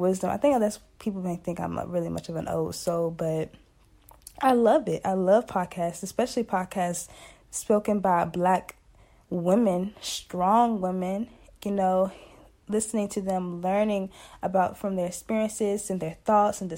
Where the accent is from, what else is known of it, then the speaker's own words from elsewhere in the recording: Emporia, Virginia, United States; I'm from Emporia, Virginia, representing that 434 countryside